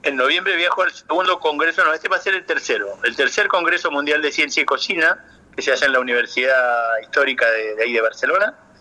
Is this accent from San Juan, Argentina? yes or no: yes; San Juan, Argentina; now in Ushuaia, Argentina; Yo soy nacido en San Juan.